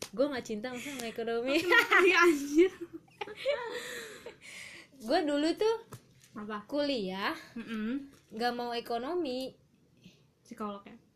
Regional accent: Banjarmasin, South Kalimantan, Indonesia; padahal gue kan orang Banjarmasin

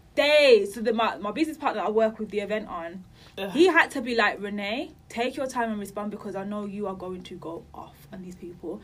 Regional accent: Birmingham, West Midlands, United Kingdom; now in London, United Kingdom; I'm from Birmingham

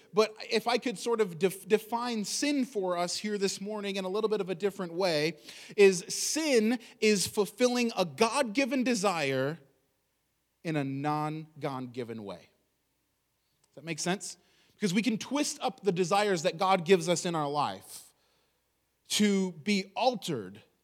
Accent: United States; I'm an American

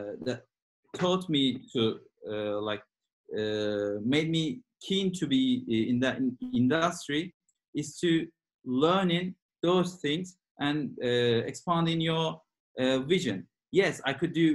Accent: Turkey; now in London, United Kingdom; I live in London and I'm originally from Turkey.

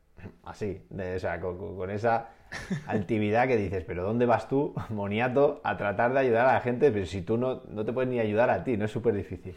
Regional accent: Castellón, Valencian Community, Spain; moved away as an adult; also born or lived in England; tenía una vida en, mi pueblo, en la Bay Castellón

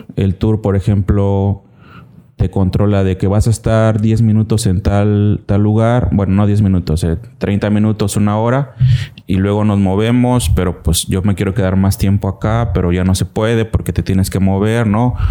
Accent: Cintalapa, Chiapas, Mexico; also born or lived in Tuxtla Gutiérrez; soy 100% chimbombo, orgulloso de, haber nacido aquí en Cintalapa

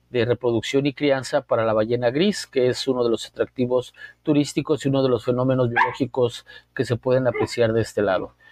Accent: Mexico City, Mexico; now in La Paz, Mexico; Yo llegué a California Sur en 1985. Unos días salí de la Ciudad de México, unos días, un mes antes del terremoto

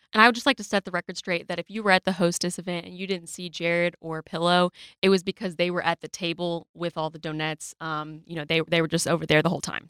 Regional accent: Rogers, Arkansas, United States; I am from Rogers

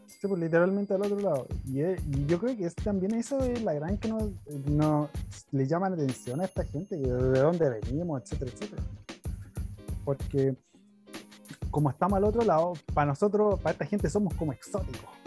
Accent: Chile; accent: chileno; now in Japan; ya hablo como chileno

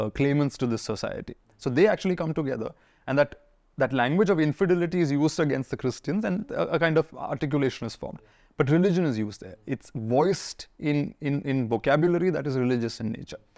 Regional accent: Pune, Maharashtra, India; also born or lived in Kerala; I'm a Malayali kid who grew up in Pune

